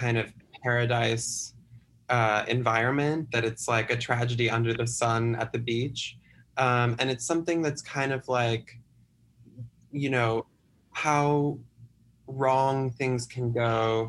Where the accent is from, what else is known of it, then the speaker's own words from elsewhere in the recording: the Midwestern United States, United States; I grew up in the Midwestern United States